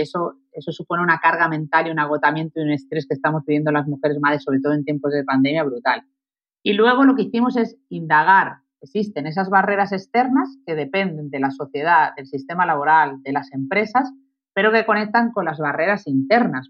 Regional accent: Málaga, Andalusia, Spain; moved away as an adult; also born or lived in Madrid; la decisión última que he tomado de venirme a mi Tierra Santa, a Málaga, a vivir

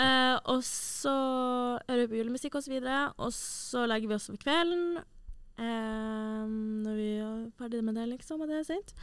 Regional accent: Tromsø, Troms, Norway; Tromsø, der jeg er fra

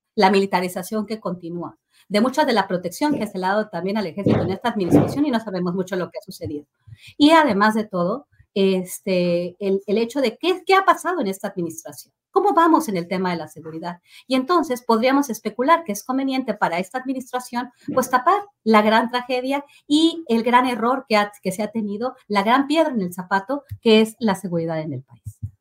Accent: Mexico; hemos vivido como mexicanos

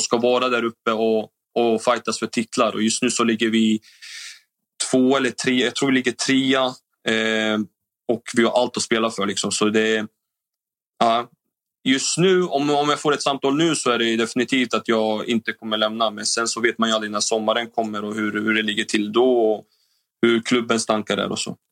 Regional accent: Norrköping, Östergötland, Sweden; moved away as an adult; Jag är ändå från Norrköping och jag är född och uppväxt där

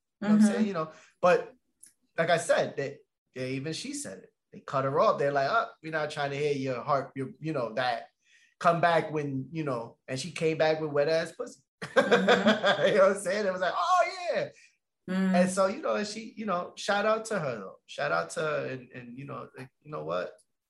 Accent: Boston, Massachusetts, United States; we're from Boston. Boston.

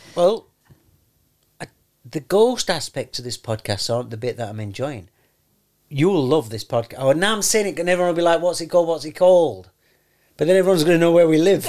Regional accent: London, United Kingdom; I'm from London.

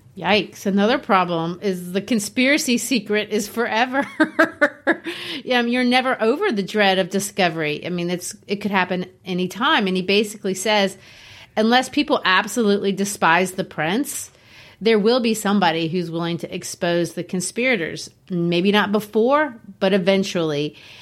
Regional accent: Brazil; moved away as an adult; also born or lived in Arkansas, United States; now in United States; I grew up in Brazil

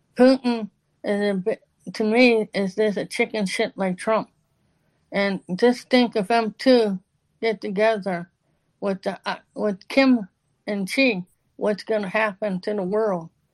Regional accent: Pittsburgh, Pennsylvania, United States; I grew up in Pittsburgh on the south side

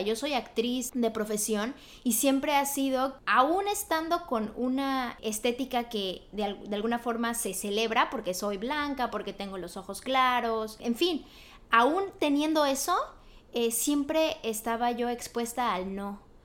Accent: Mexico; now in Los Angeles, United States; yo soy de México, pero yo vivo pues aquí en Los Ángeles

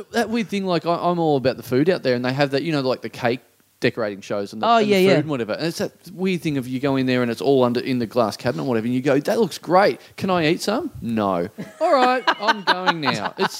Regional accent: Maryborough, Victoria, Australia; now in Melbourne, Australia; Maryborough is my hometown.

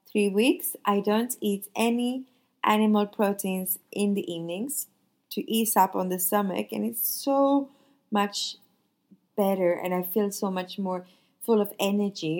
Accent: Sweden; now in Nice, France

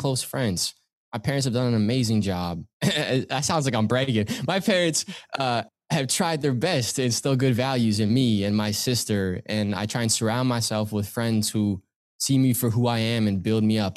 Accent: Pickering, Ontario, Canada; I grew up in Pickering, Ontario, still here now

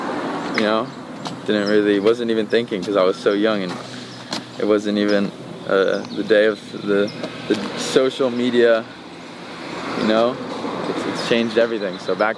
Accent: New York City, New York, United States; first language Swedish; English is a second language; also born or lived in Sweden; I was born in New York City.

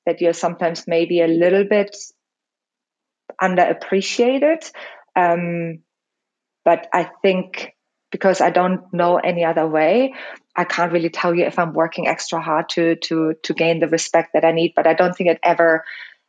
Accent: Germany; English is a second language; moved away as an adult; also born or lived in Los Angeles, United States; now in London, United Kingdom; I'm also like German. So English is my second language.

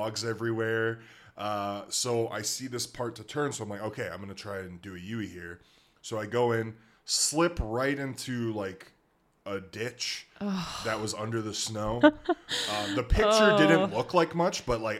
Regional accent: Alberta, Canada; I was born and raised in Albertan. I know about winter.

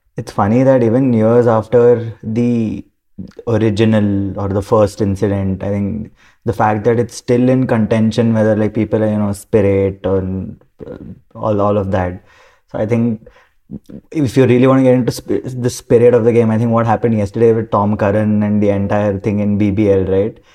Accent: Bengaluru, Karnataka, India; I'm from Bangalore

